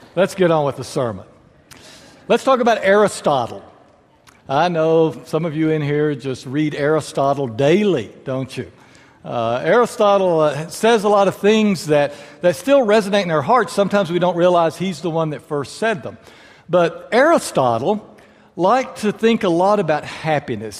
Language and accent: English; far west Texas, United States; now in San Angelo, United States; I was born out in far west Texas.